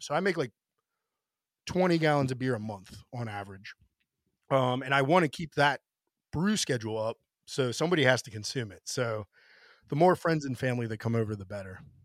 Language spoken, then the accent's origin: English; Pennsylvania, United States; moved away as an adult; now in Washington, D.C., United States; before I moved away from Pennsylvania for a little bit